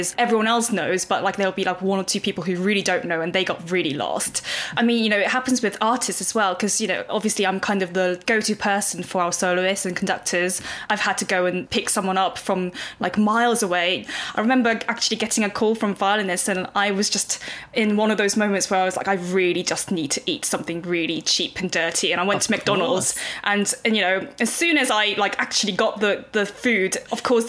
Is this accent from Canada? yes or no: no; Seoul, South Korea; moved away; that's, you know, my hometown, you know, where I was born.